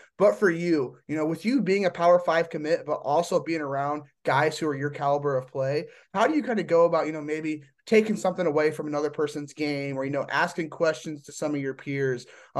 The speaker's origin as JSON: {"language": "English", "region": "Indiana", "country": "United States", "said": "I'm from Indiana."}